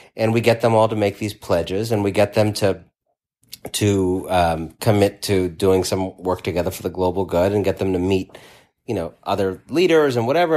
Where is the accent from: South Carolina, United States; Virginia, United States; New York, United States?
New York, United States; as a New Yorker